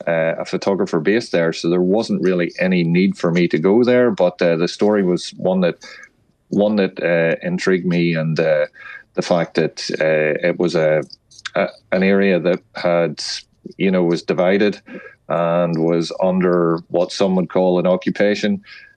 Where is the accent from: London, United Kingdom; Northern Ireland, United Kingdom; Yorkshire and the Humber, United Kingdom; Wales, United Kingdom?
Northern Ireland, United Kingdom; There's no getting away from that, because my training ground was literally the north of Ireland during the tail end of the Troubles.